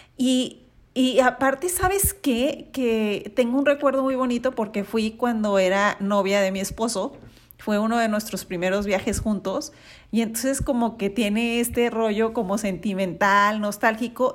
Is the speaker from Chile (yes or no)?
no; Mexico